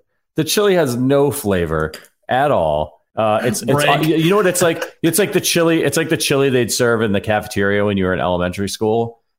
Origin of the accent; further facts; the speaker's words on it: Ohio, United States; Oh, Connor, come on, man. I'm from Ohio, and it's dog food on top of spaghetti.